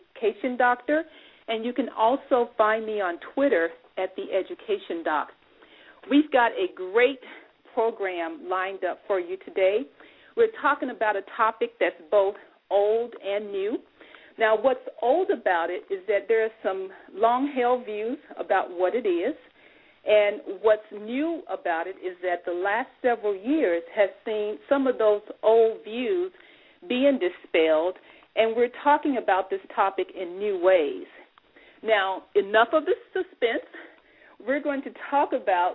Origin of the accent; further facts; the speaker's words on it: Memphis, Tennessee, United States; moved away; also born or lived in Dayton, Ohio; I grew up in Memphis, Tennessee